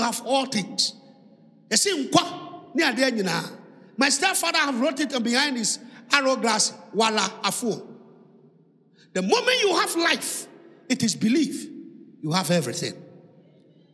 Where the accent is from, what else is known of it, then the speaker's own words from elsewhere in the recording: Accra, Greater Accra, Ghana; English is a second language; I grew up in Osunshona. So speaking English at this time is a hard work